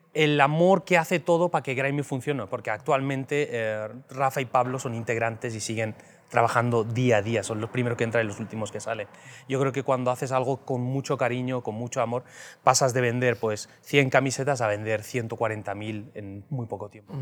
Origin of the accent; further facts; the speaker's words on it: Spain; moved away as an adult; now in Mexico; somos españoles, acabamos de llegar